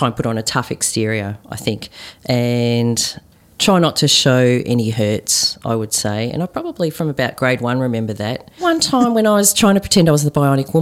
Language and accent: English; Melbourne, Victoria, Australia; Growing up in Melbourne, southeastern suburbs of Melbourne, where there were hardly any Asians